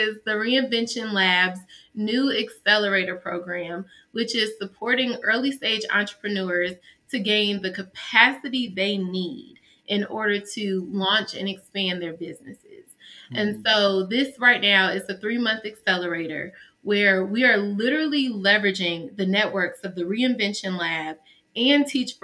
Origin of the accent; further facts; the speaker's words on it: Atlanta, Georgia, United States; also born or lived in Houston; now in Chicago, United States; I was raised in Atlanta.